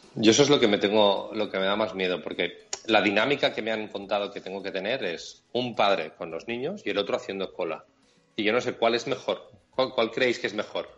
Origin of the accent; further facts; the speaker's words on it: Catalonia, Spain; como somos catalanes, o yo soy catalán